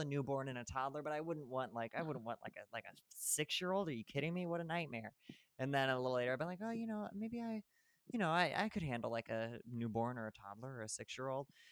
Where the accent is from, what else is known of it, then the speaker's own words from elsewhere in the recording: central Illinois, United States; moved away as an adult; also born or lived in New York / Los Angeles / New Jersey; now in Chicago, United States; I drove from New Jersey to my hometown in central Illinois